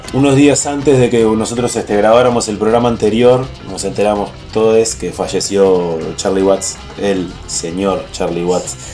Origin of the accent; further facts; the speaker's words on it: Uruguay; nací en Uruguay